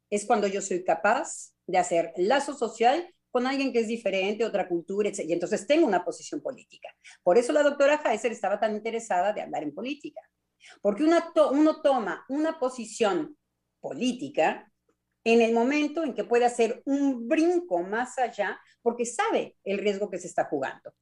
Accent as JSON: {"language": "Spanish", "country": "Mexico", "moved": "yes", "lives_now": "France", "said": "como buena mexicana"}